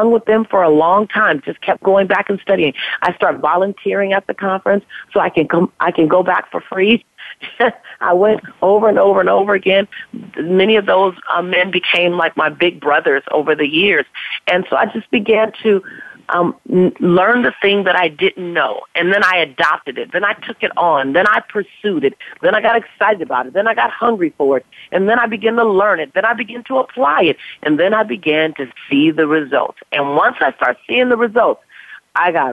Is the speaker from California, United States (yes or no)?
yes; Los Angeles, California, United States; African-American woman, born and raised in South Central Los Angeles